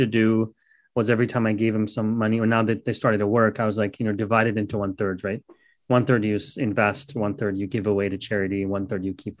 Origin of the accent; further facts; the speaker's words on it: Dallas, Texas, United States; I'm from Dallas